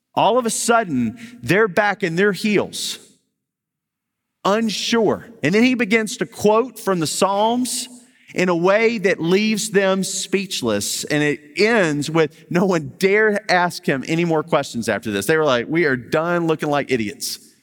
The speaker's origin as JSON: {"language": "English", "town": "Baton Rouge", "region": "Louisiana", "country": "United States", "said": "I'm from Baton Rouge"}